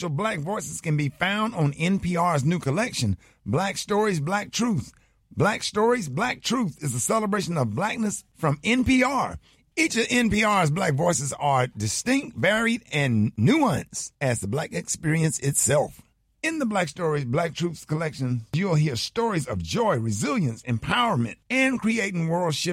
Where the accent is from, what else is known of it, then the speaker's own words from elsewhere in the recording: Birmingham, Alabama, United States; Now, you know I'm from Birmingham, Alabama, so I'm always intrigued with historical events that have happened in my state.